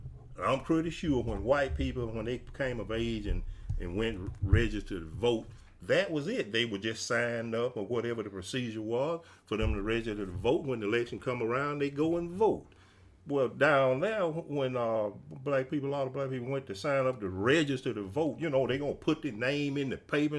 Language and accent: English; Mississippi, United States; What we grew up in the South and Mississippi, and it's all over the state of Mississippi and the South too.